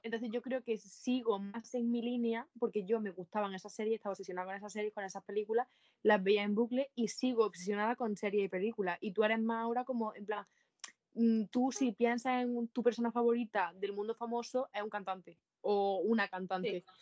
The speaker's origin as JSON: {"language": "Spanish", "region": "Andalusia", "country": "Spain", "said": "los andaluces hablamos así"}